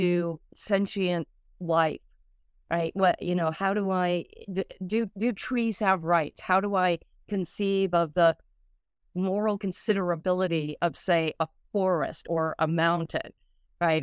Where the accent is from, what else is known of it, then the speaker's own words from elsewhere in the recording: Colorado, United States; I grew up in Colorado